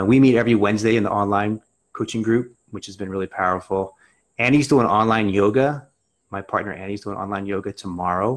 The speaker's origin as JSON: {"language": "English", "town": "Reading", "region": "Pennsylvania", "country": "United States", "tie": "born or raised there", "said": "I grew up in outside of Reading."}